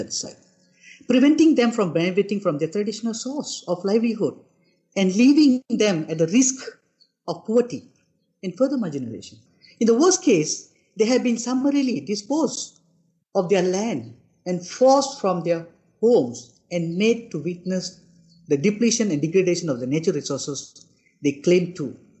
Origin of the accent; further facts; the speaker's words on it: Malaysia; We are Malaysian. We are cultural people.